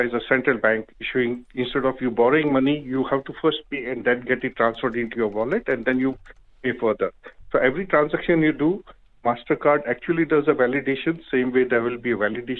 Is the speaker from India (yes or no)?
yes; India; now in Dubai, United Arab Emirates; I know originally I'm from India